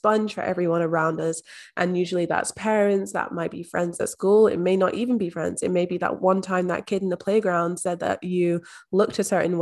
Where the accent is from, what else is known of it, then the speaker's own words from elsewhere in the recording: Scotland, United Kingdom; moved away as an adult; now in Australia; I'm actually from Scotland, but based in Australia. So I've been here for the past 5 years.